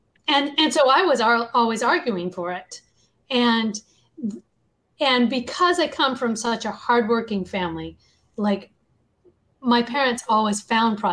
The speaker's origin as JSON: {"language": "English", "region": "the South", "country": "United States", "tie": "born or raised there", "said": "I grew up in the South, which was known as Bible Belt"}